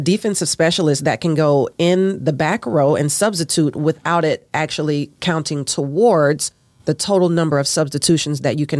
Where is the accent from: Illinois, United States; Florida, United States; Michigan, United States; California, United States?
Florida, United States; moved away as an adult; also born or lived in Georgia; now in Texas, United States; I'm originally from Florida.